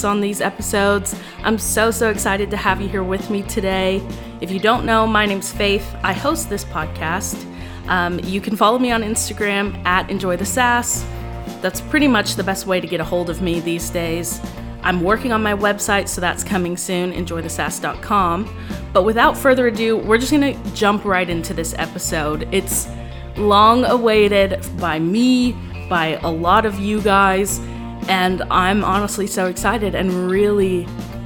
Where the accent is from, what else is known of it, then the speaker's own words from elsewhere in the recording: Texas, United States; we're all from Texas